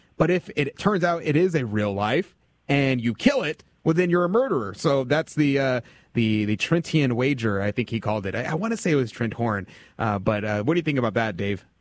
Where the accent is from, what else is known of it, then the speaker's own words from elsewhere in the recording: United States; I'm American